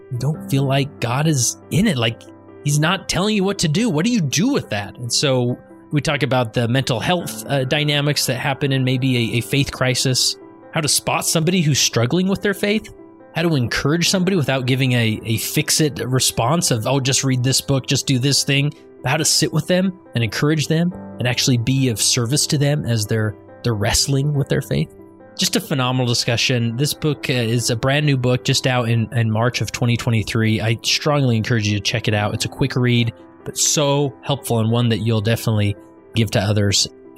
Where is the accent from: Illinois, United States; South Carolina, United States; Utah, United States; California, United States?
Utah, United States; West Valley City; born or raised there; now in Stansbury Park, United States